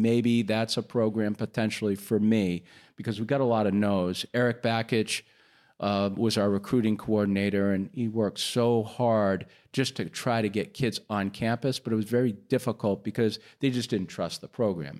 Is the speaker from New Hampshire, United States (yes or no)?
yes; New Hampshire, United States; moved away as an adult; also born or lived in Nashville, Tennessee; I grew up in New Hampshire